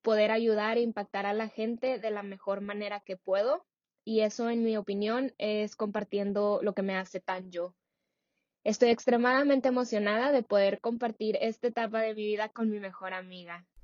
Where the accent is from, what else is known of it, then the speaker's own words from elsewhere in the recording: Saltillo, Coahuila, Mexico; moved away as an adult; now in San Francisco, United States; nací y crecí en México, en Saltillo, pero como les comenté, actualmente vivo en San Francisco.